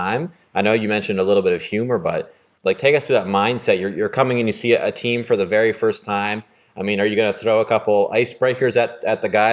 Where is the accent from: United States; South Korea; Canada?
Canada; I'm a Canadian